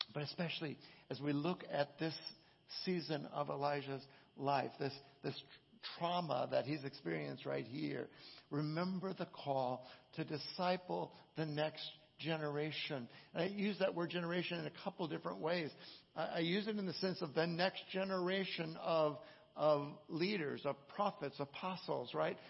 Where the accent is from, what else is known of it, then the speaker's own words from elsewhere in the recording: Southern California, United States; growing up in Southern California